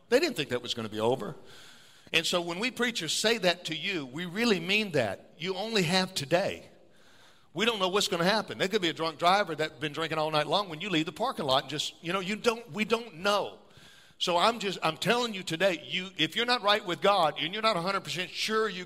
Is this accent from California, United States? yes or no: no; New Orleans, Louisiana, United States; now in Elk Grove, United States; I'm from South Louisiana. I'm from New Orleans area. I was born in New Orleans. So jazz music. We grow up dancing.